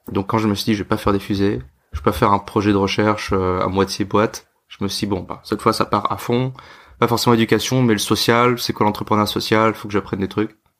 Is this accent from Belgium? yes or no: no; France; moved away as an adult; also born or lived in Hong Kong / India; je suis français